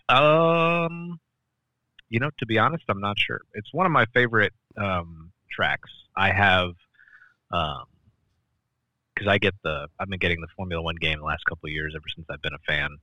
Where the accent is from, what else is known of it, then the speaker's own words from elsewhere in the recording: Midwest, United States; we grew up in in the Midwest in America